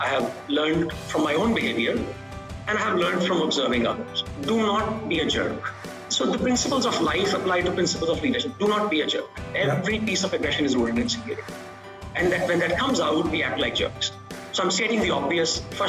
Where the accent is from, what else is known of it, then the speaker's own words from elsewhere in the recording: India; moved away as an adult; I grew up in India.